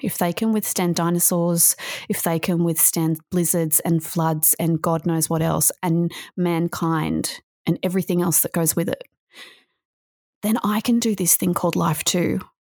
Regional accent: Australia; also born or lived in Melbourne, Victoria; I'm from Australia. I live in Victoria, uh, in Melbourne

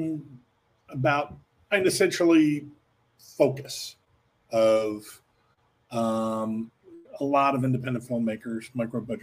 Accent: Philadelphia, Pennsylvania, United States; now in New York City, United States; Philadelphia, my hometown

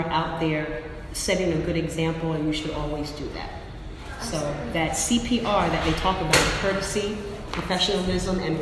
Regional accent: New Jersey, United States; moved away as an adult; also born or lived in Philadelphia; now in New York, United States; I grew up in New Jersey, South Jersey

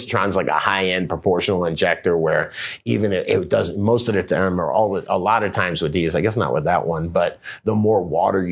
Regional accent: the South, United States; I'm from the South

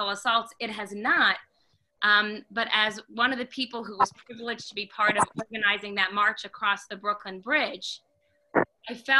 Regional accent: Montreal, Quebec, Canada; now in New York, United States; I grew up in Montreal, Canada.

